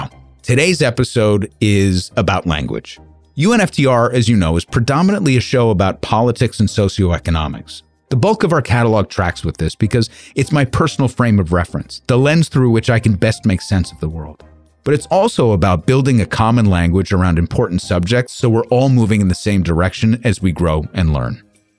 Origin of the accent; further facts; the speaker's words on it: United States; being an American